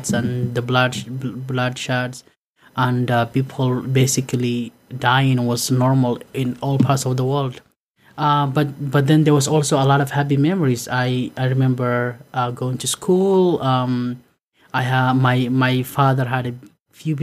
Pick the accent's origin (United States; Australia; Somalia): Somalia; To us growing up in Somalia